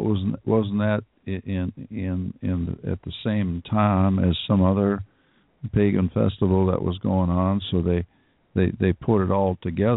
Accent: the South, Southern United States, United States; No, I'm just from down south.

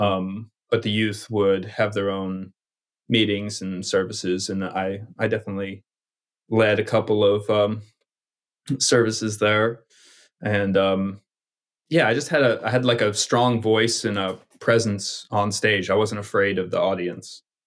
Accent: Knoxville, Tennessee, United States; moved away; also born or lived in New Jersey; I grew up in Knoxville, Tennessee

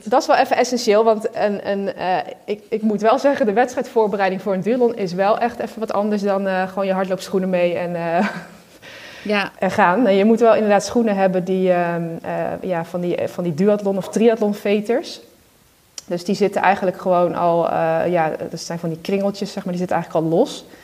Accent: Netherlands; Ja, Nederland, en we zijn Nederlander

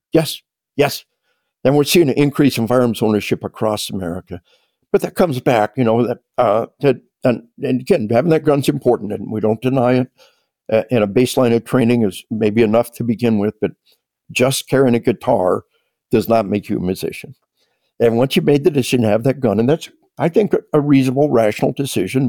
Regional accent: Arkansas, United States; we are from Arkansas

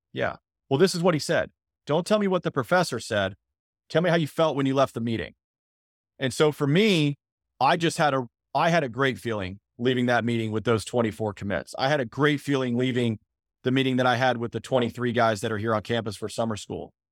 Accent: Phoenix, Arizona, United States; moved away; also born or lived in Spartanburg, South Carolina; I'm originally from Phoenix

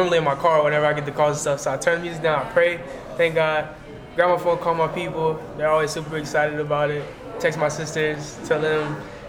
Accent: Pittsburgh, Pennsylvania, United States; now in Louisiana, United States; No, sir. I'm from Pittsburgh.

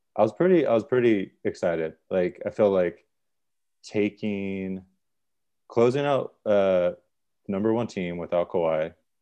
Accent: San Diego, California, United States; San Diego.

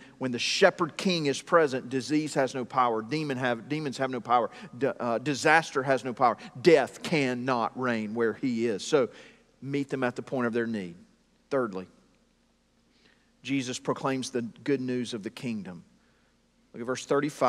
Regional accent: Greenville, South Carolina, United States; moved away as an adult; also born or lived in Buies Creek, North Carolina; now in North Carolina, United States; I grew up in South Carolina, but it was not around farms. It was in the suburbs of Greenville, South Carolina

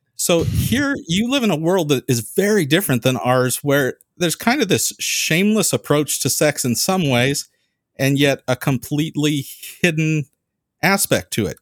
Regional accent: California, United States; We don't have accents in California

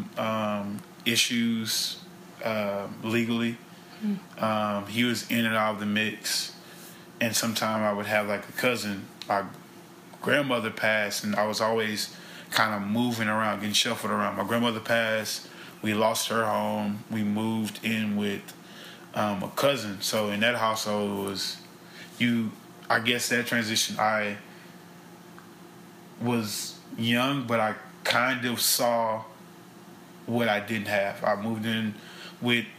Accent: Baton Rouge, Louisiana, United States; I'm from Baton Rouge, East Baton Rouge Parish

